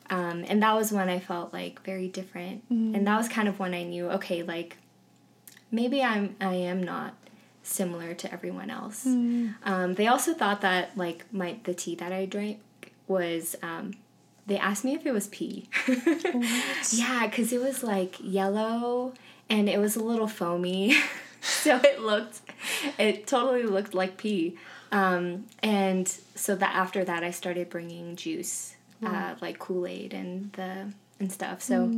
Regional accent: San Ramon, California, United States; moved away; I'm also Korean American. And I am originally from California. I grew up in San Ramon, which is a town that's kind of like Parker right now. When I was growing up, there weren't a lot of Asian kids in my school.

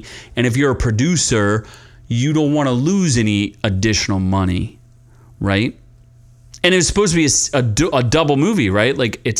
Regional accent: Philadelphia, Pennsylvania, United States; I am from Philadelphia.

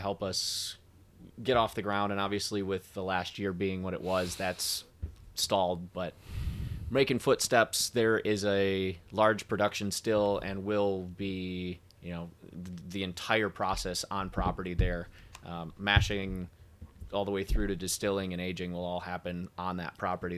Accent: Traverse City, Michigan, United States; moved away; I grew up in Traverse City

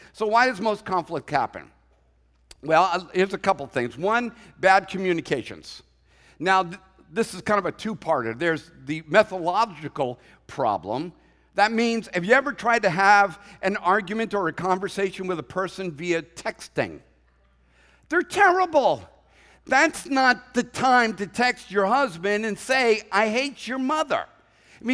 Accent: Boston, Massachusetts, United States; But you know, I'm a Bostonian at heart. I know what it's like.

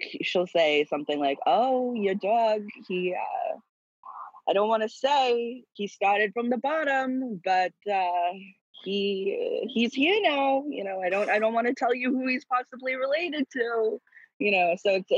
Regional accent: Atlanta, Georgia, United States; I grew up in Atlanta

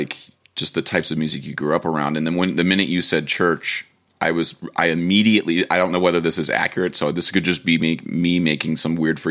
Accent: Great Lakes area, Midwest, United States; growing up in the Midwest in the area of the Great Lakes

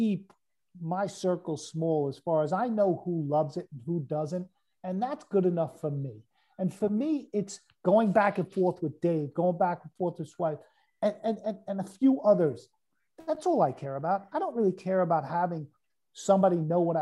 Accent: New York City, New York, United States; I'm coming from New York. I'm not coming from, like, upstate. I'm coming from the city. I'm coming from Brooklyn.

